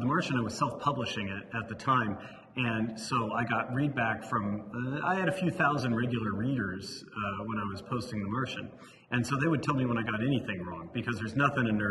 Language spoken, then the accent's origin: English; Livermore, California, United States; I grew up in Livermore, California